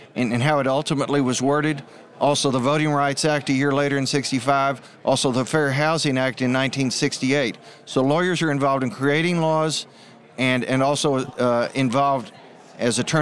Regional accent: Houston, Texas, United States; now in North Texas, United States; as a child growing up in Houston

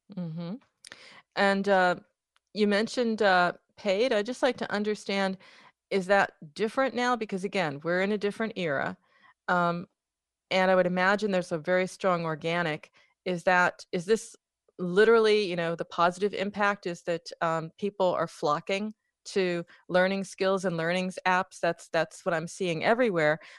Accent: United States; I'm from America

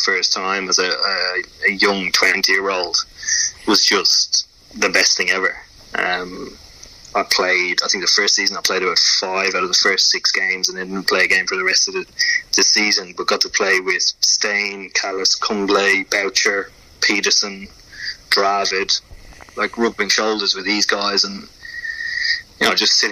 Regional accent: Ireland; moved away; playing cricket in Ireland was a challenge within itself

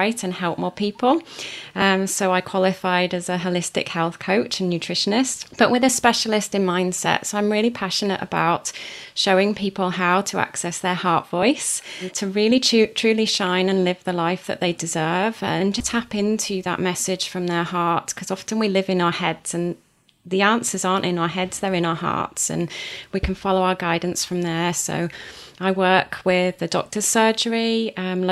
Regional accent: Wales, United Kingdom; I was born and raised in Wales on a farm

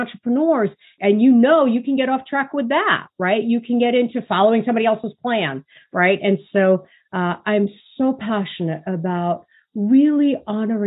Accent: New York City, New York, United States; I grew up in Brooklyn, New York.

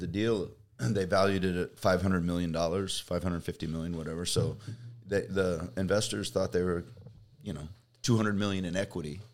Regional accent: Kansas, United States; moved away as an adult; also born or lived in Fresno, California; now in California, United States; I was a Kansas boy

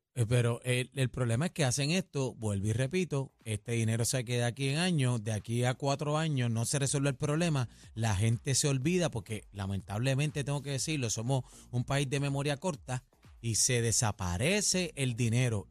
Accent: Puerto Rico; nos representa como puertorriqueños

